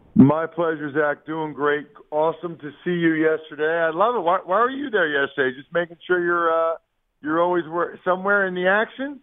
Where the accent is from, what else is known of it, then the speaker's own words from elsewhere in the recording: Wyomissing, Pennsylvania, United States; … is from my hometown, the really small hometown, believe it or not. It's called Wyomissing, Pennsylvania an hour west of of Philly